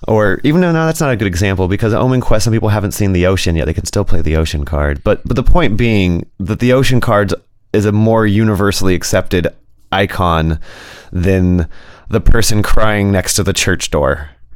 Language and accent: English; Berkeley, California, United States; now in Arcata, United States; I grew up in Berkeley, so my mother had introduced us to astrology and tarot at a pretty young age